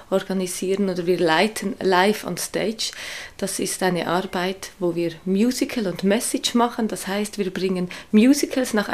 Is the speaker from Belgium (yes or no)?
no; Switzerland; moved away as an adult; now in Hamburg, Germany; Ich komme aus der Schweiz, wie man das wahrscheinlich auch hört.